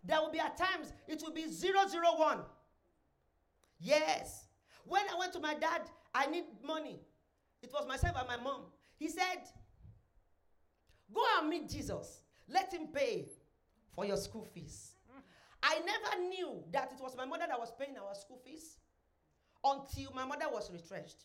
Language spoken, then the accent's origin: English; Ilesha, Osun, Nigeria; I was born in Ilesha, Osun State